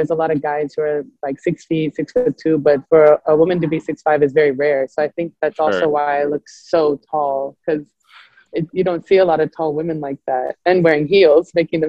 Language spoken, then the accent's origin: English; Pullman, Washington, United States; also born or lived in Colorado, United States; So I grew up in Pullman, Washington, but I was born in Colorado. But everyone always thinks I'm like from Europe.